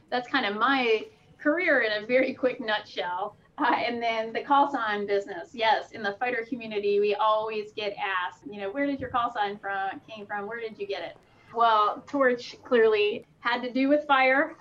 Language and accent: English; the Poconos, Pennsylvania, United States; I grew up in Pennsylvania in the Poconos.